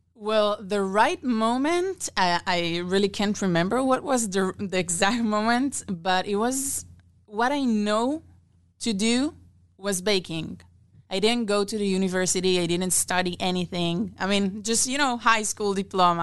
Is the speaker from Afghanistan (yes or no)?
no; Israel; moved away as an adult; now in Omaha, United States; I'm originally from Israel